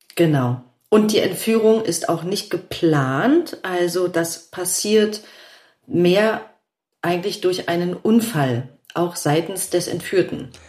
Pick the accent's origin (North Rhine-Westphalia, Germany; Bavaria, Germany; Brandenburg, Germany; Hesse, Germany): Brandenburg, Germany; Rüdersdorf; also born or lived in Berlin; ich bin ja auch, auch in Berlin aufgewachsen